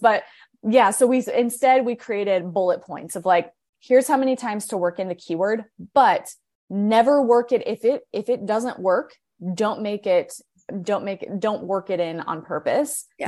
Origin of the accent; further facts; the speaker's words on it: Akron, Ohio, United States; now in Morgantown, United States; I'm kind of like a hybrid of um, from West Virginia and from Ohio because I grew up in Akron